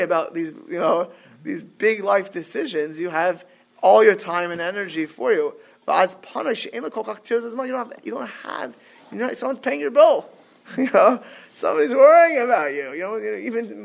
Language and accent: English; Miami Beach, Florida, United States; I grew up in Miami Beach.